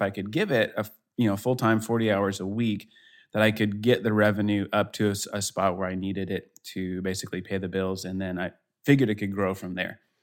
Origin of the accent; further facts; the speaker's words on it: Denver, Colorado, United States; now in Kansas City, United States; I'm in Kansas City, uh, originally. I'm from Denver, so I'm kinda Colorado guy at heart